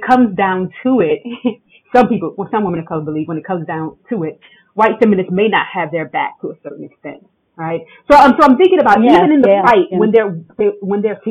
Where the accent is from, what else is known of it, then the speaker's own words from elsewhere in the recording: United States; a part of me as an American